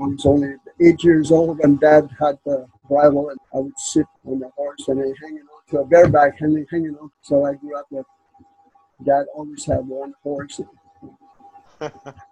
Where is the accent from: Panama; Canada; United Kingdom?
Canada; I'm from Canada